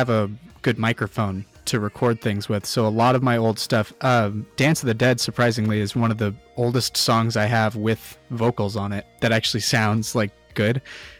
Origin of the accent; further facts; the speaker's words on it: Thailand; because I grew up in Thailand, every summer we'd go back to the States, or every other year we'd go back to the States